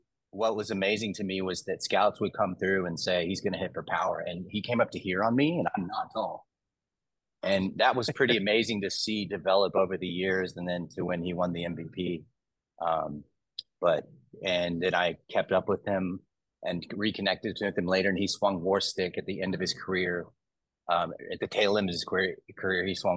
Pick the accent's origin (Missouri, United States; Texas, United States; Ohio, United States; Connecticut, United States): Texas, United States; I'm from Texas